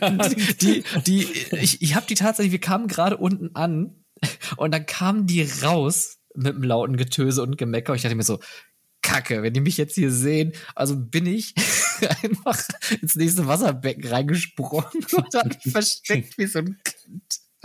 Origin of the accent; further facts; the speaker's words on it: Germany; als Deutscher